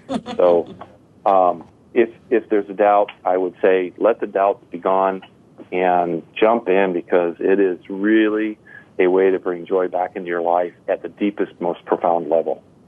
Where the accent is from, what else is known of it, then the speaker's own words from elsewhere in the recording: North Country, New York, United States; now in Crown Point, United States; I was raised in the North Country, New York